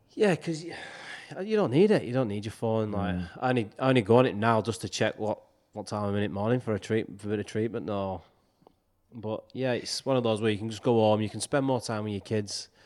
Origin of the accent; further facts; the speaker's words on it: Wigan, North West England, United Kingdom; making the debut for my hometown